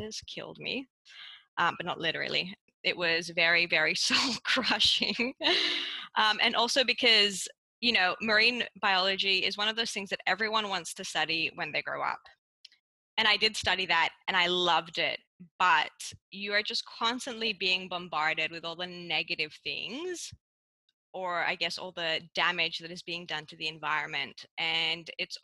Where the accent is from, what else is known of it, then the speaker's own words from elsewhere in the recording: Cyprus; moved away as an adult; also born or lived in Melbourne, Australia; now in Australia; growing up in Cyprus